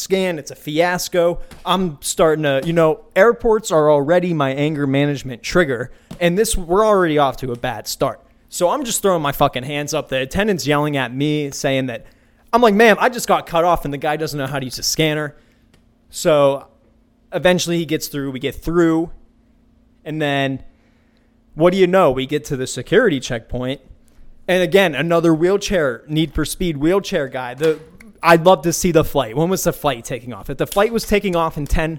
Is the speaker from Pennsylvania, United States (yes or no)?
yes; Pittsburgh, Pennsylvania, United States; moved away; my hometown of Pittsburgh, Pennsylvania